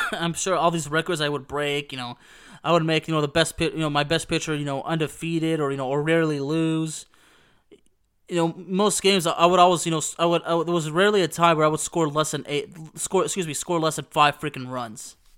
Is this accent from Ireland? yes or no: no; Dallas, Texas, United States; a kid, you know, growing up in the Dallas-Fort Worth area